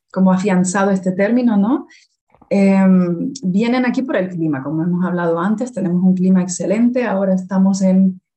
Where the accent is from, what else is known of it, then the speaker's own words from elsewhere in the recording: Las Palmas de Gran Canaria, Canary Islands, Spain; Por ejemplo, yo soy de Las Palmas de Gran Canaria.